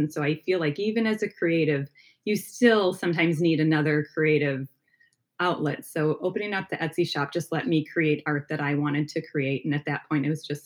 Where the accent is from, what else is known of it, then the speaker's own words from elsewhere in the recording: outside of Milwaukee, Wisconsin, United States; Wisconsin, yeah. Right outside of Milwaukee area.